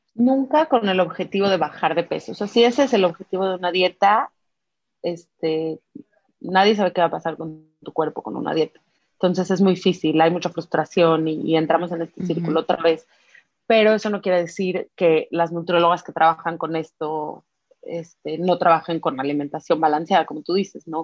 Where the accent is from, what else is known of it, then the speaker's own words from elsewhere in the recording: Mexico; como mexicanos